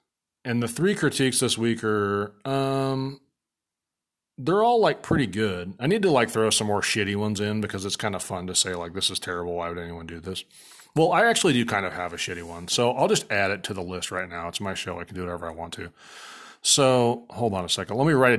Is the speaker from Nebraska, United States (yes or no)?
yes; Papillion, Nebraska, United States; So where I grew up in Papillion, Nebraska, there was a guy who owned a barbershop downtown